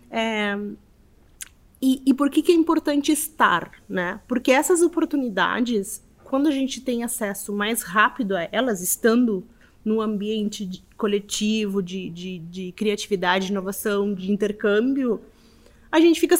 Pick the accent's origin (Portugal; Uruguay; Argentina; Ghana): Uruguay; Montevideo; moved away as an adult; now in Porto Alegre, Brazil; eu saí de Montevideo, fui para lá bem na crise financeira do Uruguai, eu tive que ir também porque a crise atingiu a todos, né?